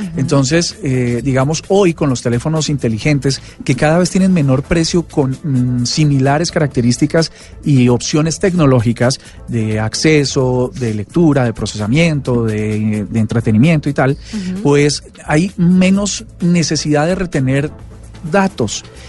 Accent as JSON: {"language": "Spanish", "country": "Colombia", "said": "lo que somos los colombianos"}